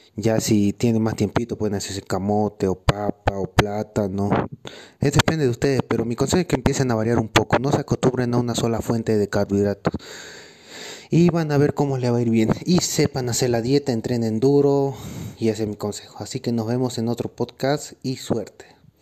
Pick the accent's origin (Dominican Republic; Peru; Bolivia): Bolivia; Soy competidor boliviano